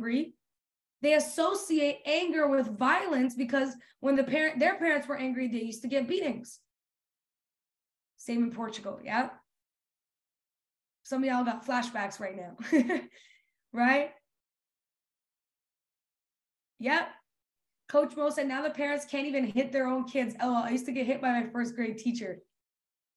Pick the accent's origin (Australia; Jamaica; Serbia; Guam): Serbia; now in Canada; We grew up in Serbia. We didn't grow up in Canada. When we moved to Canada